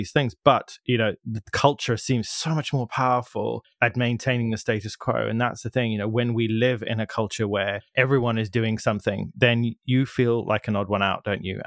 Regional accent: Zimbabwe; moved away; I grew up in Zimbabwe, but my family are from South Africa.

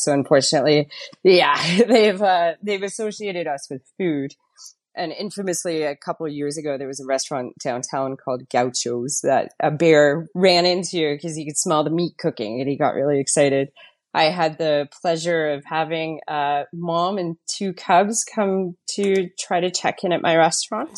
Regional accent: Fort McMurray, Alberta, Canada; moved away as an adult; also born or lived in Ontario; now in Canmore, Canada; I'm from Fort McMurray

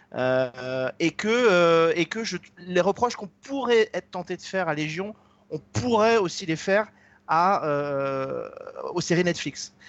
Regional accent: France; chez nous en France

